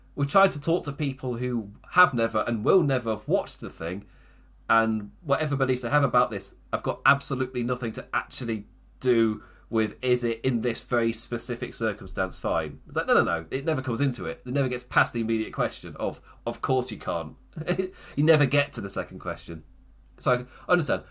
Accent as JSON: {"language": "English", "region": "England", "country": "United Kingdom", "said": "as an English person"}